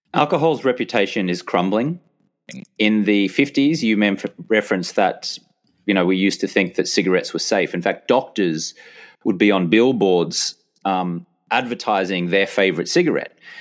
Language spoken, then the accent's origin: English; Brisbane, Queensland, Australia; moved away as an adult; back in my hometown of Brisbane, Australia from my late teens, uh, right up until when I left Australia in my early thirties.